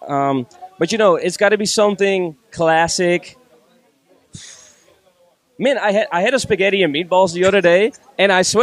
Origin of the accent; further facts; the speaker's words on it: Netherlands; moved away as an adult; now in Barcelona, Spain; back in my hometown, being teenagers and hip hop being in a real good time at the time in Holland